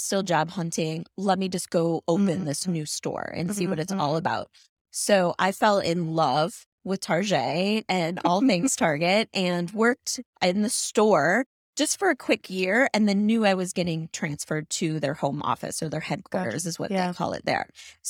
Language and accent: English; Chicago, Illinois, United States; when I grew up in Chicago, my favorite place to visit was the Shedd Aquarium in downtown Chicago